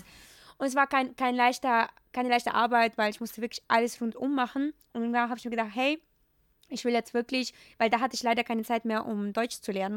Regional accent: Ukraine; German is a second language; moved away as an adult; now in Germany; ich komme ja aus, aus der Ukraine, aus mhm. einem mega super kleinen Dorf.

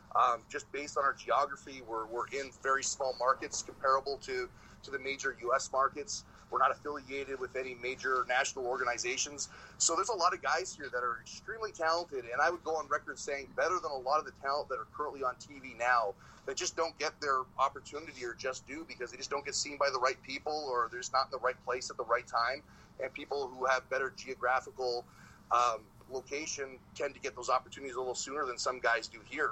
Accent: Canada; us Canadian wrestlers

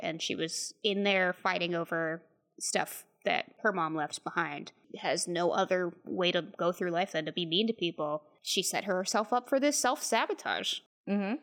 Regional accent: Texas, United States

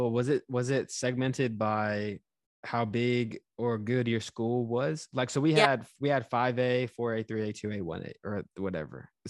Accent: Houston, Texas, United States; like I said, I moved around quite a bit when I was younger, but we settled in Texas, so I would call that like my hometown in Houston and my home state.

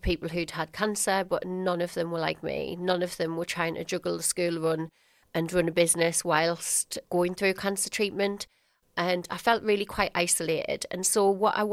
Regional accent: Sunderland, North East England, United Kingdom; ran a small hair and beauty business in my hometown of Sunderland

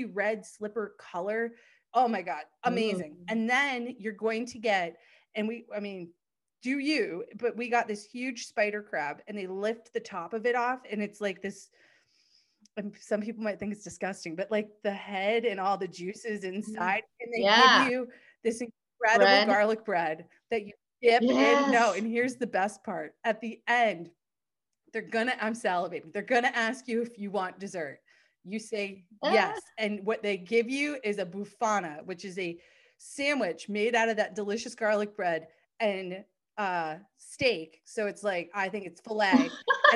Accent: United States; I'm American.

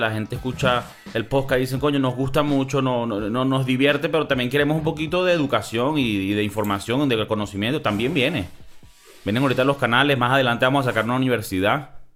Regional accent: Venezuela; yo tengo un abuelo que era español, eh, mi abuela era colombiana, yo nací en Venezuela

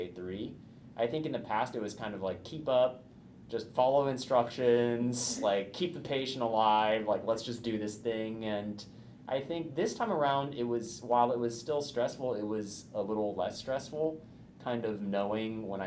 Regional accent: Indiana, United States; now in Bay Area, California, United States; I'm from Indiana

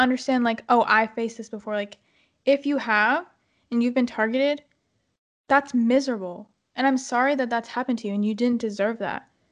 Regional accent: United States; We're born in America.

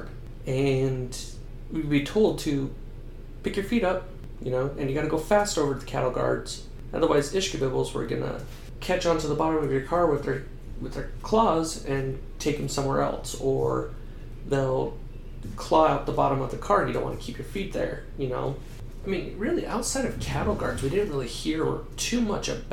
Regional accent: Idaho, United States; growing up in Idaho

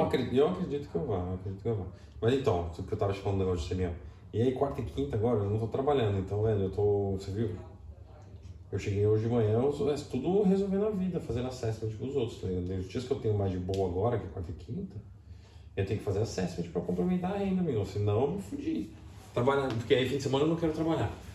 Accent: Brazil; moved away; como brasileiro

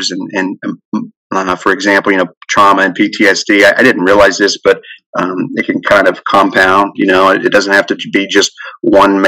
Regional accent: Wayne, West Virginia, United States; moved away as an adult; I grew up in Wayne, West Virginia there. So I haven't lived there since I've been about 18.

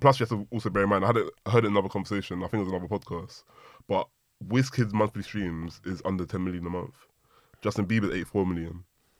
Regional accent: London, United Kingdom; I grew up in South London, now, where I was from, there was a few Nigerians, but a lot of Yardies, a lot of Jamaicans.

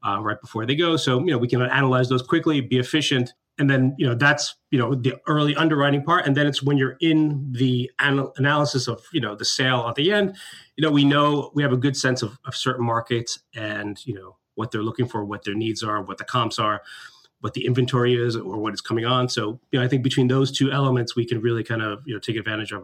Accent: New York City, New York, United States; I grew up in New York

